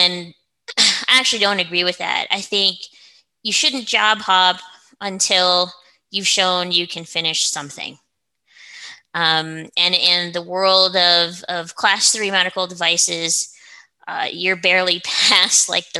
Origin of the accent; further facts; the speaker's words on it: Oregon, United States; also born or lived in Seattle; now in Colorado, United States; I'm originally from Oregon